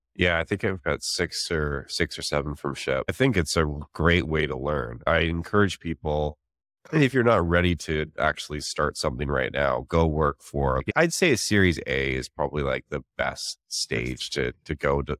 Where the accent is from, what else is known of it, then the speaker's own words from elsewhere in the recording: Canada; moved away as an adult; also born or lived in Vancouver; now in San Francisco, United States; I'm actually Canadian as well. I moved from Vancouver to San Francisco